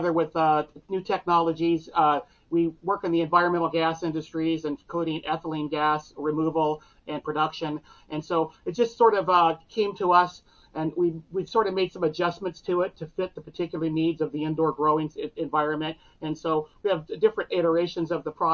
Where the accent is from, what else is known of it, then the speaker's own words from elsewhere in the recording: Vista, California, United States; also born or lived in Marin County, California / Catalina Island, California; I grew up in San Diego County area